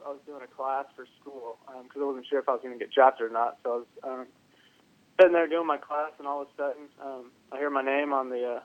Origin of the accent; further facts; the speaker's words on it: Houston, Texas, United States; I grew up in the Houston area